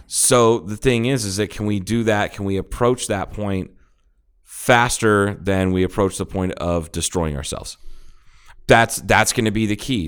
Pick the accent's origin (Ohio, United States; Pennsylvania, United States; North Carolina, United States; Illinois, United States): Ohio, United States; moved away; I'm from Ohio. I have family that lives there.